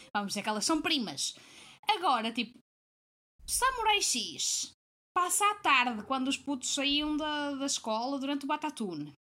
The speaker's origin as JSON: {"language": "Portuguese", "town": "Porto", "region": "Norte", "country": "Portugal", "tie": "born or raised there", "lives_now": "Braga, Portugal", "said": "Volto à base, que é no Porto, que foi onde eu, fui cresci, eh, onde eu cresci e, e fui criada"}